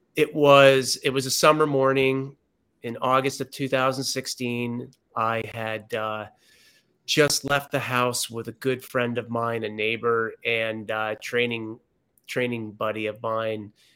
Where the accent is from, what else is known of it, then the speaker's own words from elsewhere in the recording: Connecticut, United States; moved away as an adult; also born or lived in San Diego, California; I was born and raised here in Connecticut, came back this summer